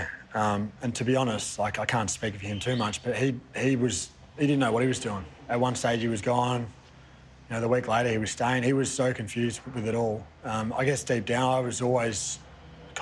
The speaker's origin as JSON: {"language": "English", "town": "Spotswood", "region": "Victoria", "country": "Australia", "tie": "born or raised there", "moved": "as an adult", "said": "I grew up in Spotswood"}